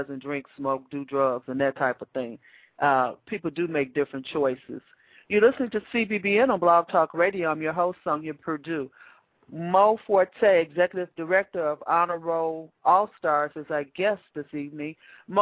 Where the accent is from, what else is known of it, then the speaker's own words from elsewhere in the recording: Chicago, Illinois, United States; I grew up in Wentworth Gardens